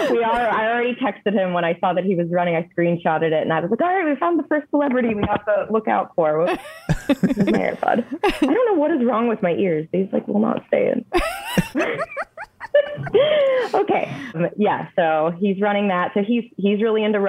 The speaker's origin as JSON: {"language": "English", "town": "Erie", "region": "Pennsylvania", "country": "United States", "also_born_or_lived": "Pittsburgh, Pennsylvania", "moved": "as an adult", "said": "I'm from Erie, Pennsylvania. So I moved to Pittsburgh in 2017"}